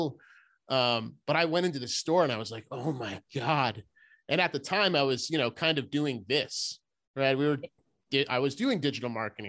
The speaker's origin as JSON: {"language": "English", "region": "East Coast", "country": "United States", "said": "I am from the East Coast"}